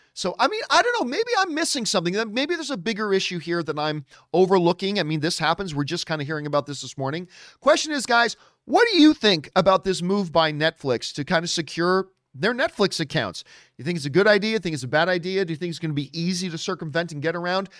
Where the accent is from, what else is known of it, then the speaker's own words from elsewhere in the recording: Hamilton, Ontario, Canada; also born or lived in Halifax, Nova Scotia; Now, I am a Hamilton boy. That is my hometown. Hamilton is my hometown